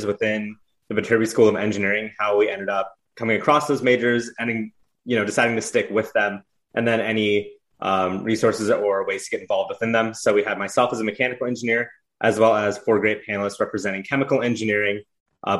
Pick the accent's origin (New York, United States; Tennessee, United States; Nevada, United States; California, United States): California, United States; Alamo; moved away as an adult; now in Los Angeles, United States; I'm from Alamo, California, up in the San Francisco Bay Area